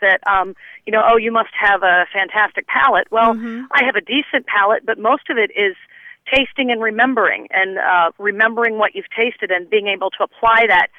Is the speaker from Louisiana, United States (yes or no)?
no; Indianapolis, Indiana, United States; I'm actually from Indianapolis